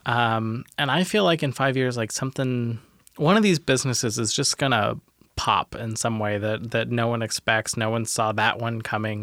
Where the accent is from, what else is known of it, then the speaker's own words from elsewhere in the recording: Tacoma, Washington, United States; also born or lived in Minnesota; I was born in Tacoma